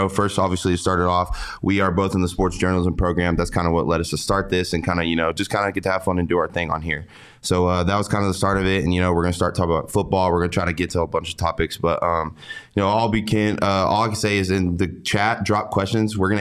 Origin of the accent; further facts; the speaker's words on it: Gruver, Texas, United States; I live in a really small town. And if you zoom out on the map of Gruber, Texas